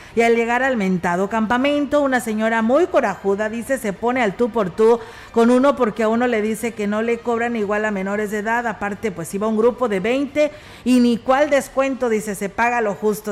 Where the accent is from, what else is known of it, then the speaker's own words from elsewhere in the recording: Ciudad Valles, San Luis Potosí, Mexico; quienes somos parte de Ciudad Valles